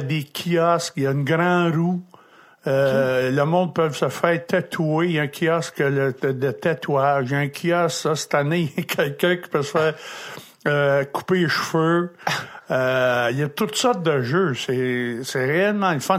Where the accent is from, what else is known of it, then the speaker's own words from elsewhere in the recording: Drummondville, Quebec, Canada; j'étais de Drummondville